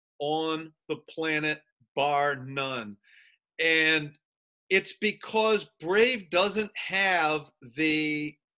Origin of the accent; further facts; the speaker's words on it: United States; I'm an American